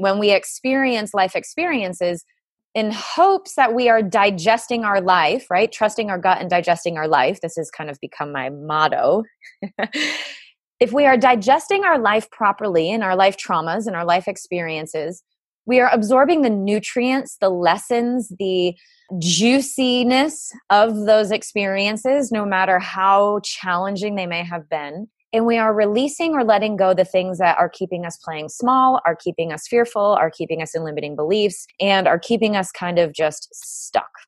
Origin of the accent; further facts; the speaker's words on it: Rhode Island, United States; I grew up in New England in Rhode Island in the cold, damp, wet winters